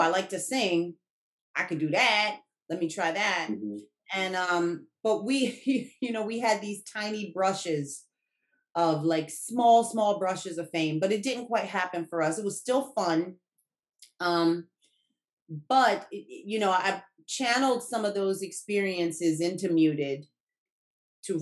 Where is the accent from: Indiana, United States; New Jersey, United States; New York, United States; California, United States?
New Jersey, United States; Newark; I was born in Newark, educated there my whole life, you know, from kindergarten to high school